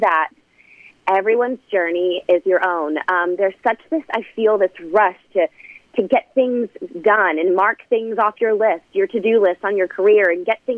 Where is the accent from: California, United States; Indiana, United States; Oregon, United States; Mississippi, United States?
Mississippi, United States; Southaven; moved away; I grew up doing theater in high school and there in my hometown at DeSoto Family Theater